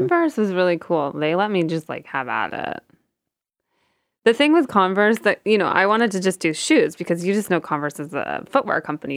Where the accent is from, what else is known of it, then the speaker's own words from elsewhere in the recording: outside Toronto, Ontario, Canada; moved away as an adult; also born or lived in Hempstead, New York; now in New York, United States; I'm Canadian, um, and I grew up outside of Toronto